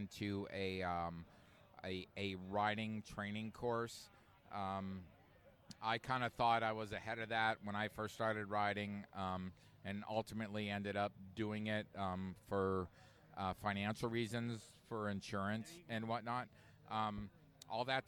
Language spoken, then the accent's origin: English; Erie, Pennsylvania, United States; moved away as an adult; I'm from Erie, Pennsylvania